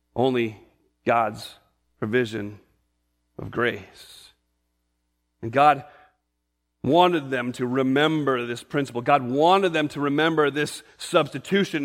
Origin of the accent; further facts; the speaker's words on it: New England, United States; I grew up in New England